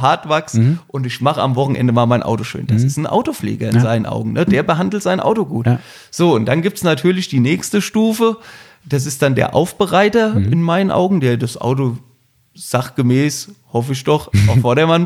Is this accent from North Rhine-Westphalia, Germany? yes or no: no; Wiesbaden, Hesse, Germany; ich komme ja aus Wiesbaden, also aus dem Ortsteil von Wiesbaden